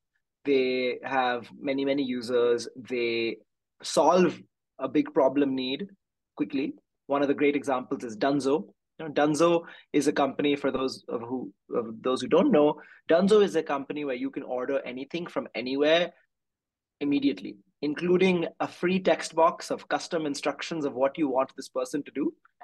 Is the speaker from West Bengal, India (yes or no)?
yes; Kolkata, West Bengal, India; moved away as an adult; also born or lived in Bay Area, California, United States / New York, United States / Bangalore, India; I grew up a little bit mixed. I was born in India, but I spent 7 years in the Bay Area when I was a child, when my family was here, and I moved back in the fifth grade. And I spent middle school and high school in Calcutta, and then I came back to America for college.